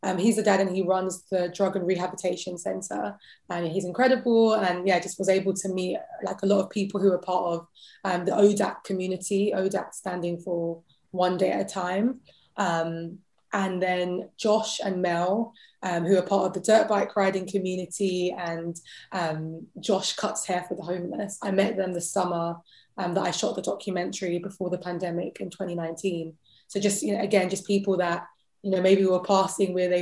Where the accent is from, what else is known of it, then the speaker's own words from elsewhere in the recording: London, United Kingdom; accent: British; I was born and raised in London